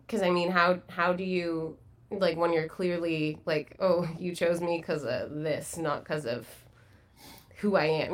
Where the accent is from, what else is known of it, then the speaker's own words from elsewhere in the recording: Burlington, Ontario, Canada; I grew up in Burlington, Ontario.